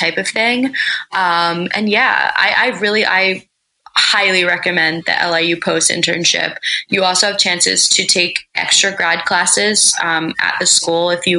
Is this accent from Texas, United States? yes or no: no; Pennsylvania, United States; moved away as an adult; also born or lived in Massachusetts / Delaware; I'm actually from Pennsylvania.